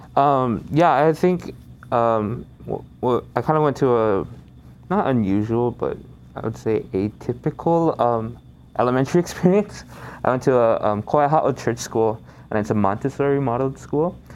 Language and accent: English; Kaneohe, Hawaii, United States; I'm from Kaneohe here um, in Ko'olaupoko in Oahu.